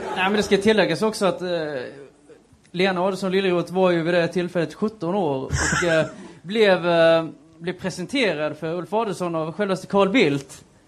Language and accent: Swedish; western Blekinge, Sweden; Jag är ju från eh, Västblekinge